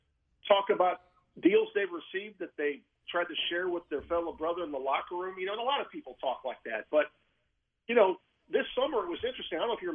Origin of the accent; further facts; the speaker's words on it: Iowa, United States; I'm from Iowa, big Iowa Hawkeye.